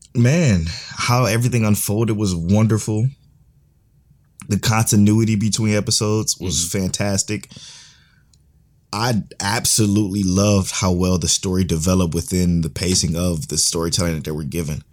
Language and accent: English; United States; we're from America, we speak English